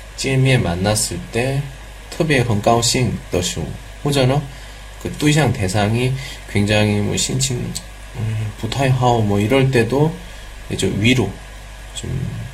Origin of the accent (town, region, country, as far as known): South Korea